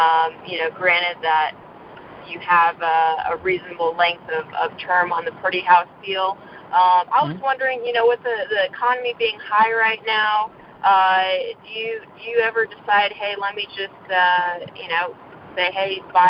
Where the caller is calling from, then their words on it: Las Vegas, Nevada, United States; I am in Vegas.